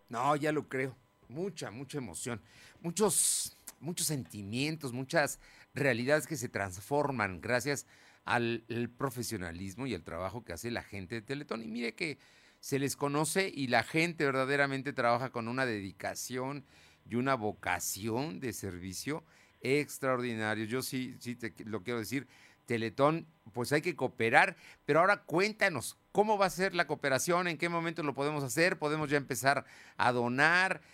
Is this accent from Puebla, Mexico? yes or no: yes; Puebla, Mexico; los poblanos